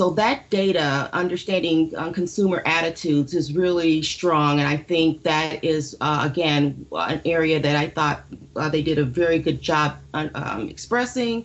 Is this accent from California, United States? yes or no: no; Detroit, Michigan, United States; Growing up in Detroit, I attended a college that was Detroit College